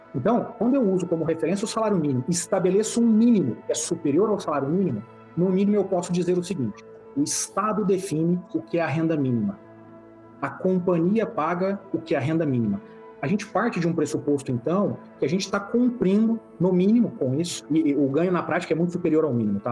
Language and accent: Portuguese; Brazil; a gente, como brasileiro